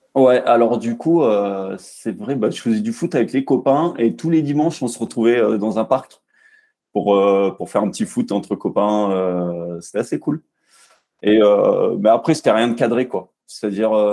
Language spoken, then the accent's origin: French; Bourg-la-Reine, Île-de-France, France; moved away as an adult; now in Montpellier, France; j'ai grandi en région parisienne, à Bourg-la-Reine très exactement